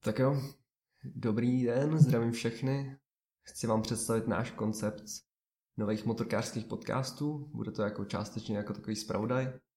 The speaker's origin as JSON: {"language": "Czech", "region": "Vysočina Region", "country": "Czechia", "said": "jsem z Vysočiny"}